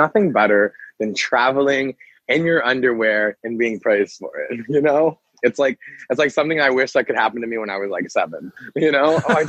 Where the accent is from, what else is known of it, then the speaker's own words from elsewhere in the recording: Pensacola, Florida, United States; moved away as an adult; now in Los Angeles, United States; I was born and raised in Pensacola, and I went to college straight out of high school out in South Carolina, and ended up moving back to Florida